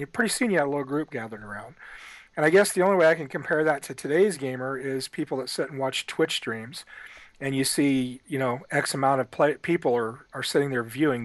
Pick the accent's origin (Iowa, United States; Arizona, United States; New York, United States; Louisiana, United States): Iowa, United States; Ottumwa; As a kid, I grew up in Ottumwa, Iowa